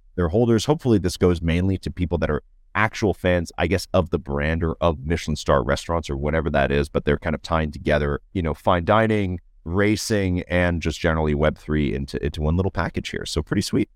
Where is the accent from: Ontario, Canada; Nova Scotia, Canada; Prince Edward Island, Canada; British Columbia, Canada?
Ontario, Canada; Toronto; as a Canadian and, uh, and a Canadian from Toronto